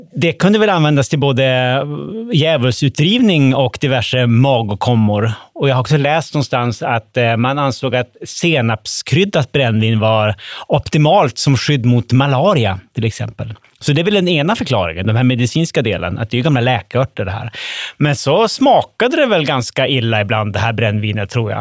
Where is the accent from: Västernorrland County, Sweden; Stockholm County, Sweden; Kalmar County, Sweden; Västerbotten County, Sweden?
Västerbotten County, Sweden; Umeå; Umeå, som jag kommer ifrån